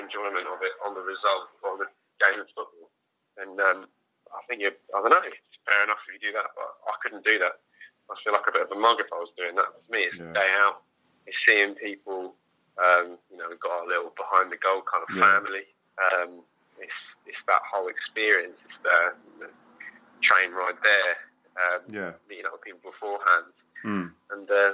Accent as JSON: {"language": "English", "town": "Hastings", "region": "South East England", "country": "United Kingdom", "also_born_or_lived": "Canterbury", "moved": "yes", "said": "when I moved away from Hastings"}